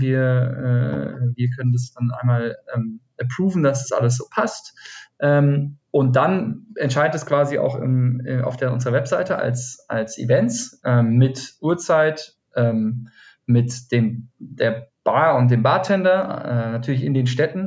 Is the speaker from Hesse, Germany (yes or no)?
yes; Schlossborn, Hesse, Germany; moved away as an adult; also born or lived in Argentina / Cologne; now in Berlin, Germany; ich komme aus dem Taunus. Äh, mhm. Schloss Born heißt es, das, das 3000, knapp 3000 Mann äh, Örtchen. Ähm, genau, da bin ich aufgewachsen ähm, bis so zum 19. Lebensjahr